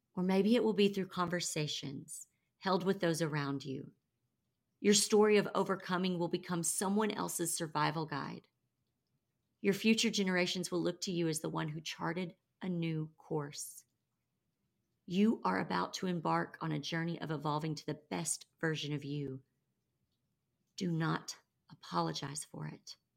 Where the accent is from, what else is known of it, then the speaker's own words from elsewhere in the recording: the Bible Belt, United States; I grew up in the Bible Belt